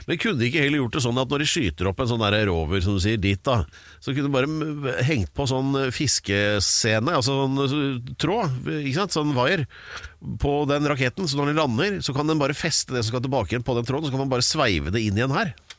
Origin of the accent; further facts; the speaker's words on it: Oslo, Norway; jeg er født på Aker sjukehus